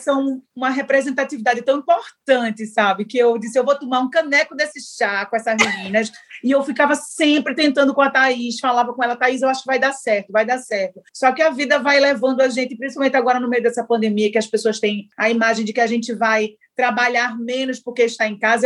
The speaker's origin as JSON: {"language": "Portuguese", "region": "Northeast Brazil", "country": "Brazil"}